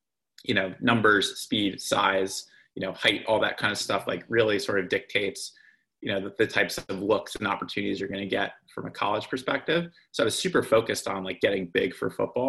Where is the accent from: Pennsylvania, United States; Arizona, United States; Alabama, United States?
Pennsylvania, United States; Lehigh Valley; also born or lived in Northern New Jersey; I was born in Northern New Jersey, but we moved to the Lehigh Valley probably when I was 5 or 6 years old.